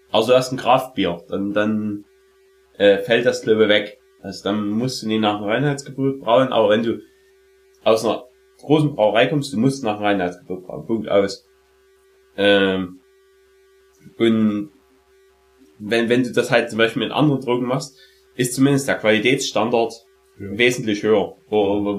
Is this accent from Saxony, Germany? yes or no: yes; Saxony, Germany; bei uns in Sachsen